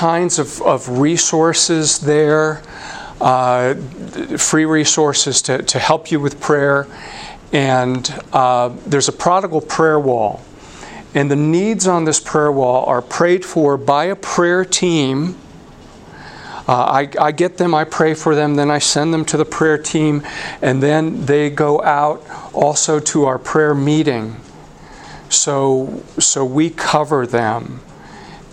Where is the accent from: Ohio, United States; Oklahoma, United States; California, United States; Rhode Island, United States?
California, United States; San Diego; now in Colorado, United States; I'm a Californian, was born and raised in the San Diego area